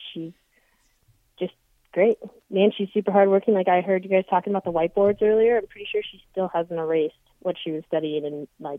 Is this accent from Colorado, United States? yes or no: yes; Colorado, United States; I'm from Colorado. I'm a sprinter and I like to read.